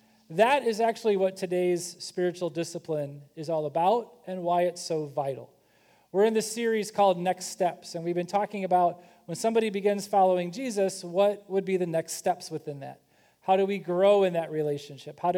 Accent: Kentucky, United States; I'm from Kentucky

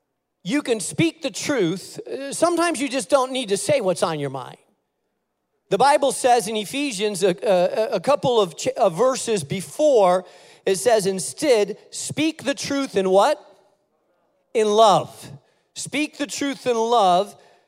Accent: Spain; now in United States; And so I grew up in Spain. Everywhere outside of my house, I spoke Spanish, Castilian Spanish. In my house, I spoke English because my house, my parents were Americans, and so I spoke English in my house

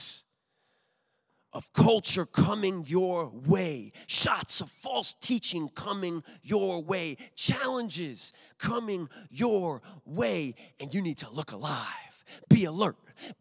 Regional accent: Chaplin, Connecticut, United States; moved away; I was raised in Chaplin, Connecticut

